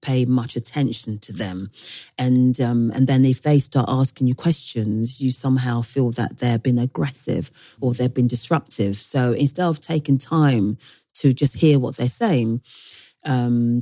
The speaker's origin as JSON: {"language": "English", "town": "Ealing", "region": "London", "country": "United Kingdom", "tie": "born or raised there", "also_born_or_lived": "Ghana", "lives_now": "Brent, London, United Kingdom", "said": "when I was growing up in Ealing"}